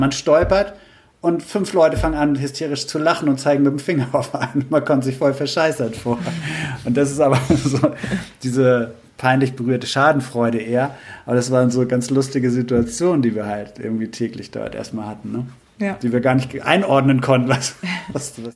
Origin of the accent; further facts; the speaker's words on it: Germany; als Deutsche